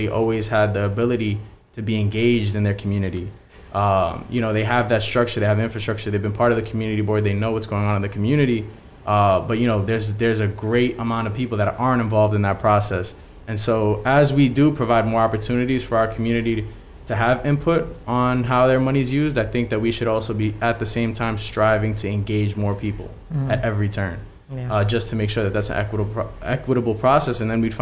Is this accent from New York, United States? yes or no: yes; New York City, New York, United States; I'm a kid from Ravenswood, and I've grown up around people